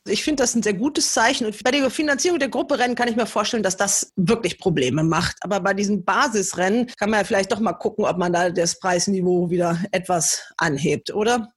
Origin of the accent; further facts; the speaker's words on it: Germany; als Deutscher